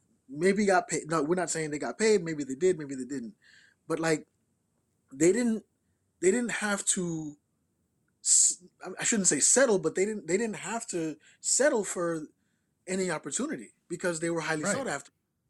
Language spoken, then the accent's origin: English; New York, United States; born or raised there